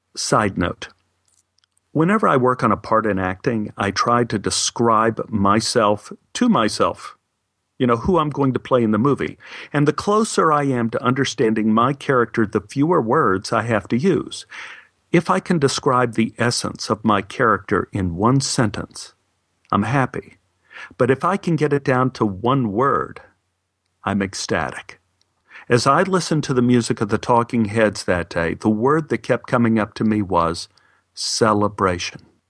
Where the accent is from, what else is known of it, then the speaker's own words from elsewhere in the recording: Texas, United States; Being a Texan